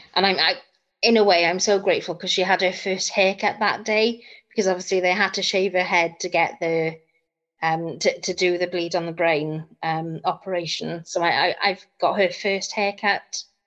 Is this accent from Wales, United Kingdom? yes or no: yes; Bridgend, Wales, United Kingdom; I'm from South Wales in Bridgend.